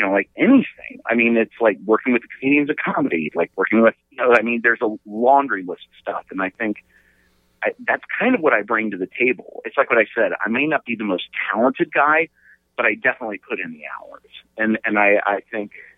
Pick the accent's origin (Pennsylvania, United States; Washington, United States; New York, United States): Pennsylvania, United States; I'm a kid from Amish country in Pennsylvania